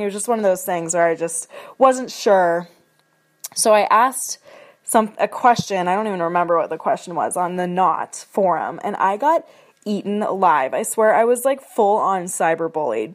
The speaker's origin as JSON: {"language": "English", "town": "Seattle", "region": "Washington", "country": "United States", "moved": "as an adult", "lives_now": "Spokane, United States", "said": "I'm originally from Seattle, Washington"}